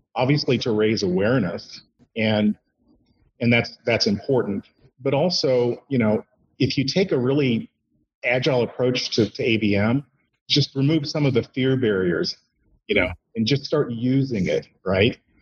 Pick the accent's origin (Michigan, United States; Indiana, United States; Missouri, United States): Indiana, United States; moved away as an adult; also born or lived in Bay Area, California; came back to my uh, my my home state, Indiana.